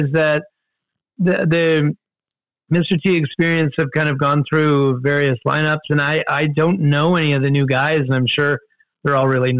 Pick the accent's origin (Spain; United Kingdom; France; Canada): Canada; we Canadians